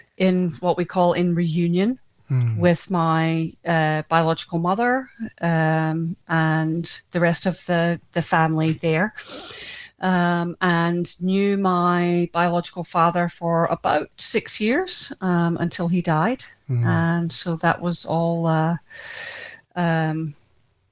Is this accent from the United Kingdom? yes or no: yes; Scotland, United Kingdom; now in United States; I was born in Scotland and adopted in Scotland as well by Scottish parents, and did my growing up there. And then subsequently, the whole family emigrated